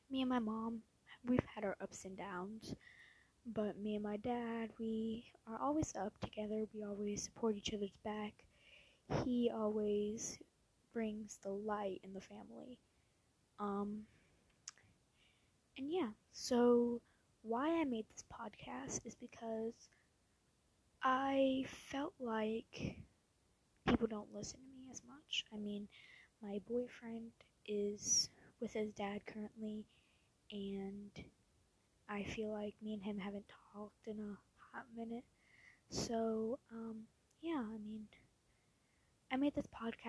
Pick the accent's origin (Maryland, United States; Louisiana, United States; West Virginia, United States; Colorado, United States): Louisiana, United States; also born or lived in Posen, Illinois; when I was 3 years old, we moved here from Posen, Illinois. We moved to Louisiana to live closer to my dad's mother.